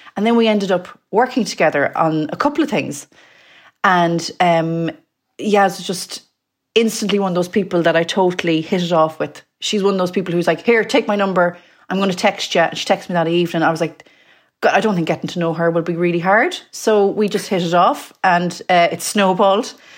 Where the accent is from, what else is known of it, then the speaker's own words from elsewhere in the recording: Mayo, Connacht, Ireland; now in London, United Kingdom; I'm from Mayo. Um, I live in London.